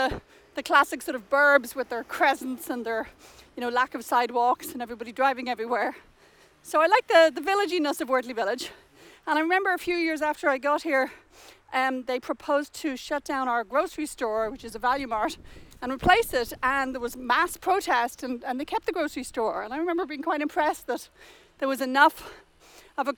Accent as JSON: {"language": "English", "town": "Dublin", "region": "Leinster", "country": "Ireland", "also_born_or_lived": "Cambridge, England", "moved": "as an adult", "lives_now": "London, Canada", "said": "I'm from Dublin, and when I was 20, I went to England to do a PhD at Cambridge"}